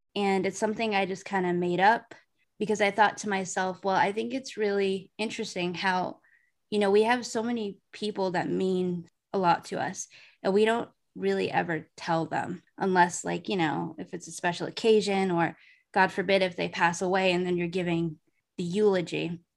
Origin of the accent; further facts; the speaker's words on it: Massachusetts, United States; moved away as an adult; also born or lived in Arizona; I moved away from Massachusetts to Arizona for a period of time after I graduated college. And then I went home